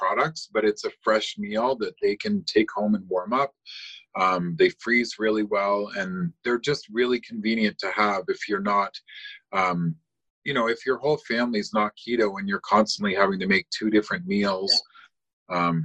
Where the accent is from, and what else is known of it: Cambridge, Ontario, Canada; born or raised there; also born or lived in London, England